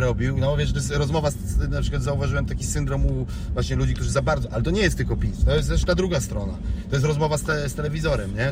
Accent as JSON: {"language": "Polish", "town": "Wałbrzych", "region": "Lower Silesian Voivodeship", "country": "Poland", "tie": "born or raised there", "moved": "yes", "lives_now": "Wrocław, Poland", "said": "Urodzonym w Wałbrzychu, w szpitalu na Nowym Mieście"}